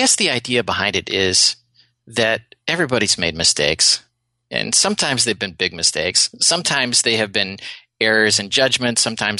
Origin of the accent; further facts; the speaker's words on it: Wisconsin, United States; Now, I grew up in Wisconsin, and you all know we're cheeseheads from Wisconsin.